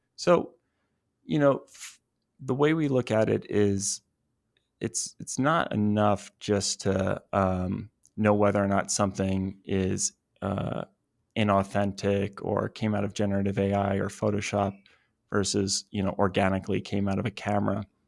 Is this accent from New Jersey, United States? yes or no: yes; New Jersey, United States; now in Los Angeles, United States; I'm from New Jersey originally